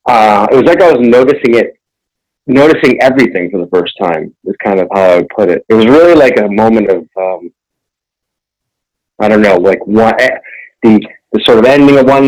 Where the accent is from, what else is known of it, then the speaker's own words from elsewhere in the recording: Concord, Massachusetts, United States; I grew up near Walden Pond in Concord, Mass, Massachusetts